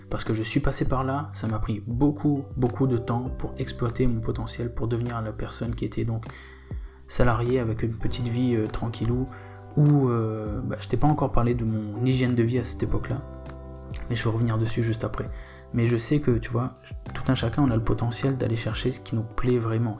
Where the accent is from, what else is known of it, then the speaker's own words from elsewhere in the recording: Réunion; moved away as an adult; also born or lived in Bitche, Moselle, France; J'ai grandi sur l'île de la Réunion